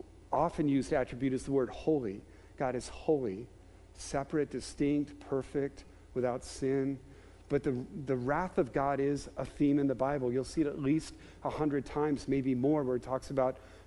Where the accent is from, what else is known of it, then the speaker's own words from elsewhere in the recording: Maryland, United States; grew up in Maryland, there were times where my family would go to Ocean City